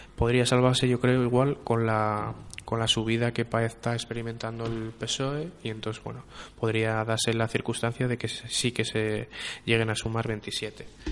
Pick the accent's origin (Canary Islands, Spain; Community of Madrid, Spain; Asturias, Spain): Asturias, Spain; Los que falamos asturiano